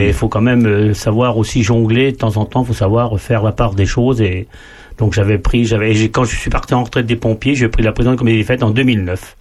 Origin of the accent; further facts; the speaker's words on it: Marchebeton, Bourgogne-Franche-Comté, France; moi, je suis né à Marchebeton, c'est une petite commune qui est à 7 km de Charny